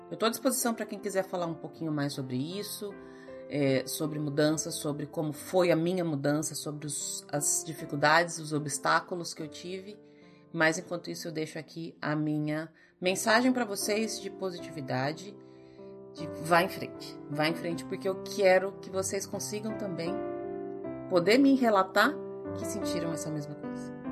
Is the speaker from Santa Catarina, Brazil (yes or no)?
no; Ourinhos, São Paulo, Brazil; also born or lived in Santos / São Bernardo; eu nasci em Santos, pequenininha, eu mudei para Ourinhos, depois eu fui fazer intercâmbio, voltei, fui para São Bernardo, morei um tempo em São Bernardo, depois morei um tempo em São Paulo, depois voltei para Ourinhos